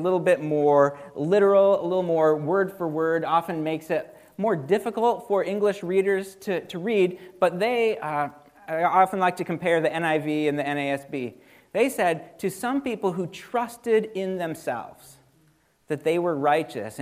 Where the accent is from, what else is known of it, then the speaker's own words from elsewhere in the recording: Dalton, United States; now in Vandalia, United States; I grew up in Dalton on this little farm